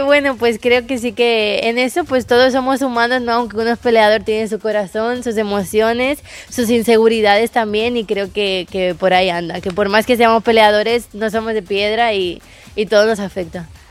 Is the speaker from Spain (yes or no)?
yes; Castelldefels, Catalonia, Spain; also born or lived in Buenos Aires, Argentina; now in United States; mi mamá y mi familia y mi mamá son de España y yo nací en España